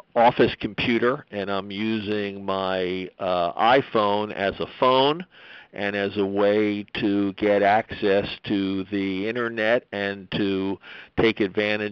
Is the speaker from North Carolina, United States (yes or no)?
no; Pennsylvania, United States; my home state of Pennsylvania